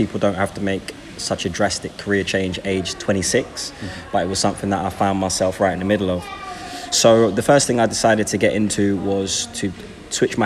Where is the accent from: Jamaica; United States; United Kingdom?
United Kingdom; London; I grew up in Brixton and Tooting